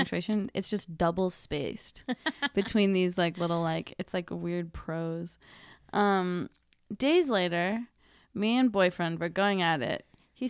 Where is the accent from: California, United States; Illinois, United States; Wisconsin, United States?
Wisconsin, United States; I'm from Wisconsin